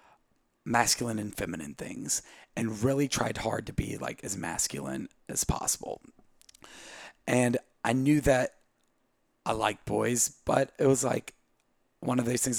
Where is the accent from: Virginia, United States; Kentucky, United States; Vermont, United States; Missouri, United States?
Virginia, United States; Southwest; moved away as an adult; also born or lived in Brazil; now in Charleston, United States; I grew up in Southwest Virginia